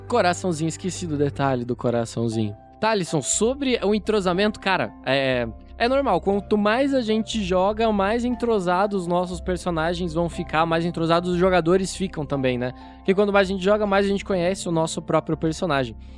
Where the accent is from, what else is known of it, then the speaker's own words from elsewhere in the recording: Curitiba, Paraná, Brazil; Eu sou aqui de Curitiba, assim como a maioria dos membros aí do RPG Next, sou, sou de Curitiba